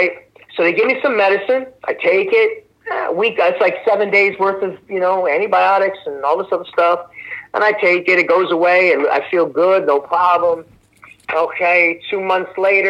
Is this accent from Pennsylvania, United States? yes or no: yes; Philadelphia, Pennsylvania, United States; Me growing up in South Philly